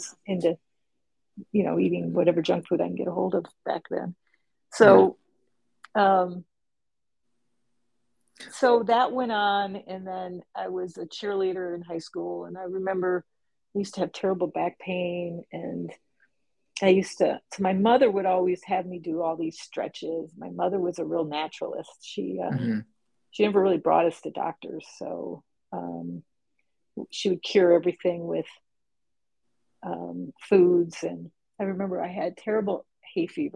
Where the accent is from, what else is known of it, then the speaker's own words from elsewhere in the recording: Upper Peninsula, Michigan, United States; also born or lived in Detroit, Michigan; by the time when I was eight, my parents moved us up to the Upper Peninsula, Michigan